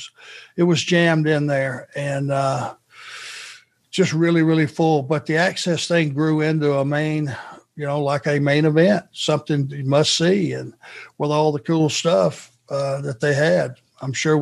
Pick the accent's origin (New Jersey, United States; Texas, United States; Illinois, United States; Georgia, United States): Georgia, United States; Rome; where I was raised in Rome, Georgia